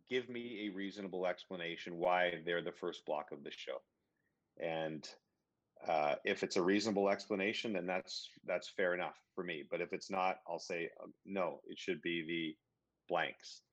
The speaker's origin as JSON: {"language": "English", "town": "Ottawa", "region": "Ontario", "country": "Canada", "tie": "born or raised there", "also_born_or_lived": "British Columbia", "moved": "yes", "said": "I grew up in Ottawa and I grew up in BC"}